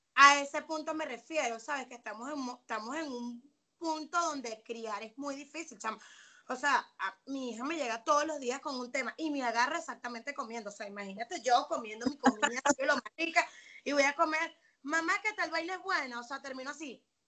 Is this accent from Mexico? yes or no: no; Venezuela; moved away as an adult; now in Atlanta, United States; soy venezolana, me vine para los Estados Unidos, eh, actualmente estoy en Atlanta